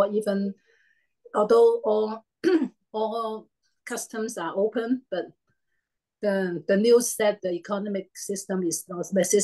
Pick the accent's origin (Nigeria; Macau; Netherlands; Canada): Macau; moved away; also born or lived in Hong Kong; I was born in Macau not Hong